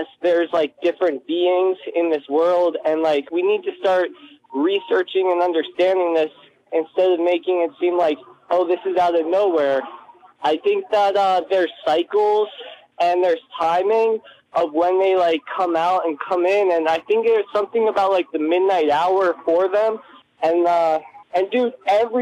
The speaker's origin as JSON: {"language": "English", "town": "Washington", "region": "District of Columbia", "country": "United States", "said": "I'm from District of Columbia"}